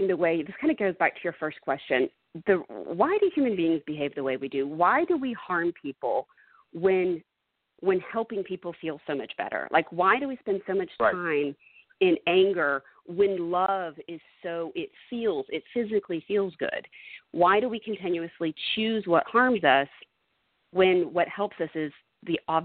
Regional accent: Dallas, Texas, United States; growing up in Dallas, which historically has been a very segregated city

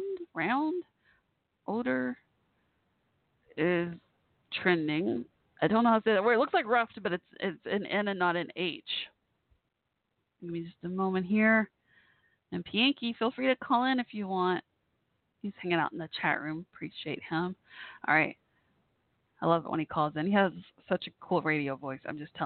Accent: Texas, United States; I'm from Texas

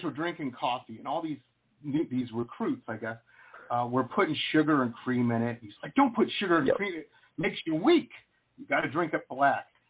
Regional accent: Detroit, Michigan, United States; I grew up in Metro Detroit.

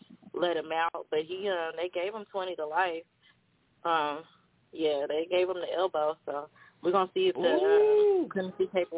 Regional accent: Colorado, United States; you guys know I'm from Colorado

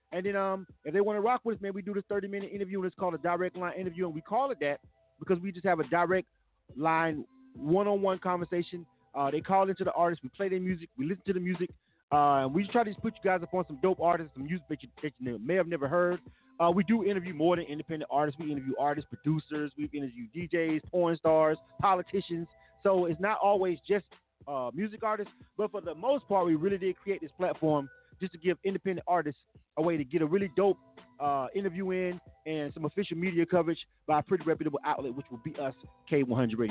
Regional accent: Philadelphia, Pennsylvania, United States; I'm from Philadelphia, Philadelphia, Pennsylvania.

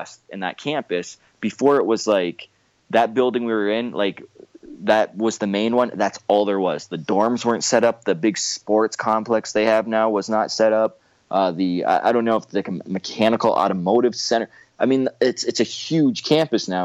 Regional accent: Windsor, Ontario, Canada; St. Clair College. So just so you know, I graduated from that college. That's my hometown

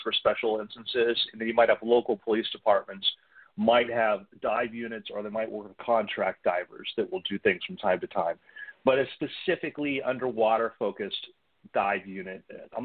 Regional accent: Florida, United States; growing up in Florida, being involved in scuba diving, and we lived on a canal

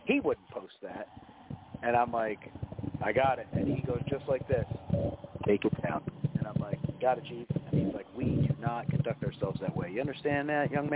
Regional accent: New Jersey, United States; moved away; the house I grew up in Jersey

